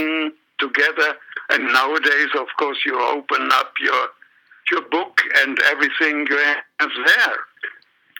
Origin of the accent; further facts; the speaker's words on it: Remscheid, North Rhine-Westphalia, Germany; I still was at school in my hometown in Remscheid